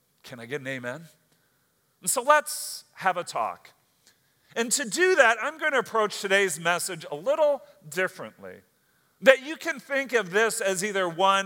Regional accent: United States; as an American citizen

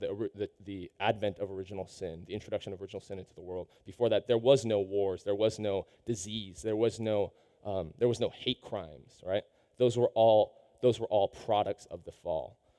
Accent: Seattle, Washington, United States; I, I grew up in Seattle.

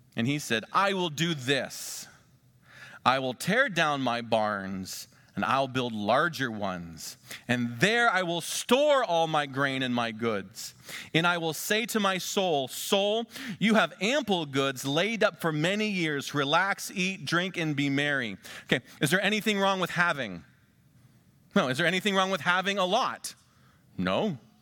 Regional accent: Western Pennsylvania, United States; moved away; also born or lived in Ohio; I'm from Western Pennsylvania

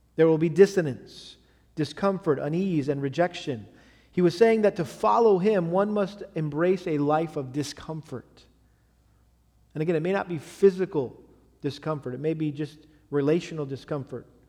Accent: Massachusetts, United States; moved away; where I grew up in Massachusetts

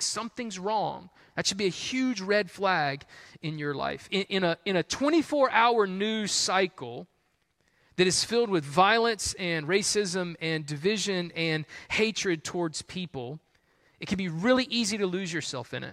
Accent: Columbia, South Carolina, United States; I grew up in Columbia, South Carolina

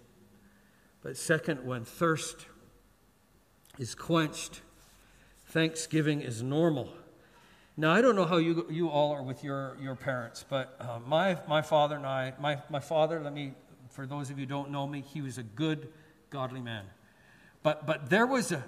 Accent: Canada; now in Singapore; We're Canadian

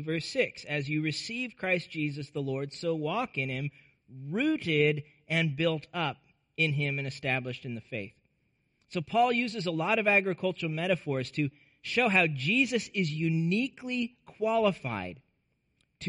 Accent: Nebraska, United States; I grew up in Nebraska

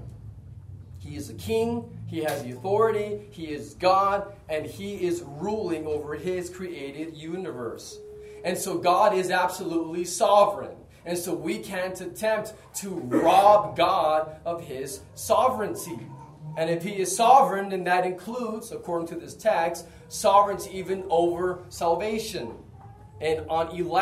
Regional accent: United States; moved away; in the U.S., my home country

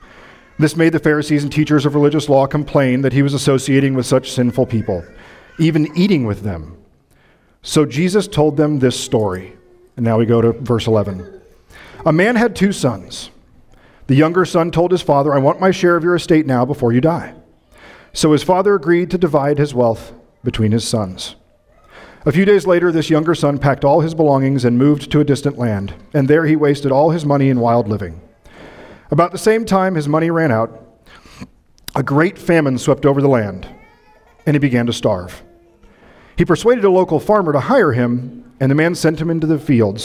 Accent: Midwest, United States; moved away; I'm from the Midwest, so these mornings are like home to me

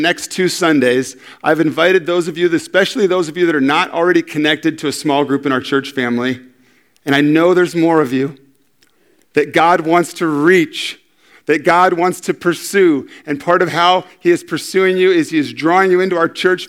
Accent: San Diego, California, United States; I'm from San Diego

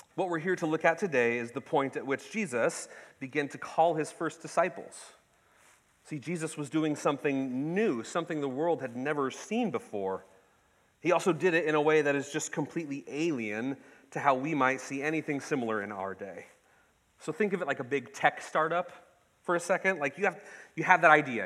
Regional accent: Ketchikan, Alaska, United States; I was born and raised in Ketchikan, the salmon capital of the world

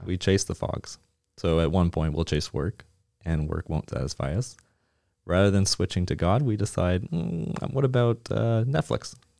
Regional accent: Nova Scotia, Canada; now in Plano, United States; I'm originally from Nova Scotia

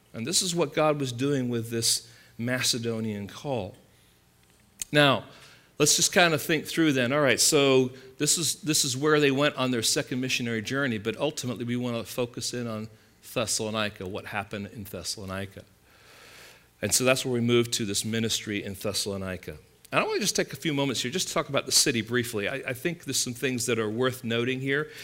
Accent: England, United Kingdom; now in California, United States; growing up in England

